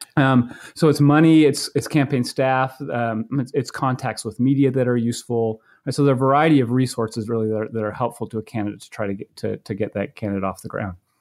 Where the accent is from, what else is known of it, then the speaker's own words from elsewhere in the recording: Maine, United States; now in Iowa, United States; I grew up in Maine